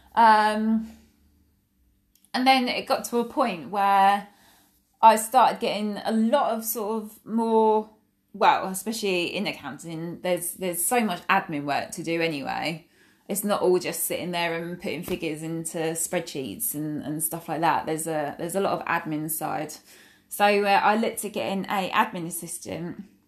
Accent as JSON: {"language": "English", "area": "Essex", "region": "East of England", "country": "United Kingdom", "said": "I'm from Essex in, um, England, which is in the U K"}